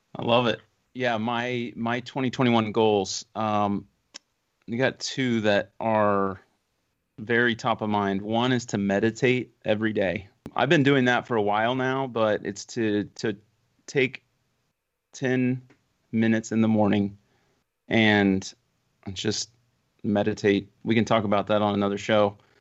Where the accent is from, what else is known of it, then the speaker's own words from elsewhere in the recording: United States; as an American